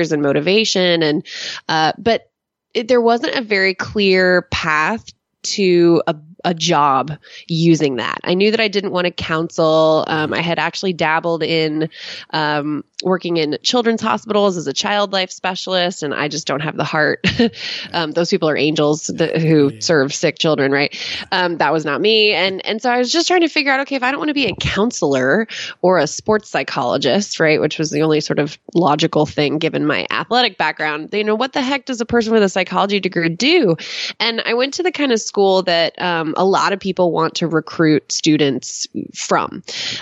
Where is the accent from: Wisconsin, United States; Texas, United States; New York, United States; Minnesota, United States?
Texas, United States; also born or lived in Connecticut; I'm from Texas